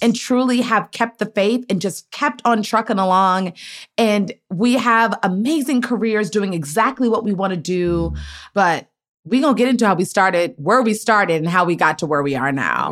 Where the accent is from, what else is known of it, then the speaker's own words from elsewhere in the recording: Maryland, United States; I'm a from Maryland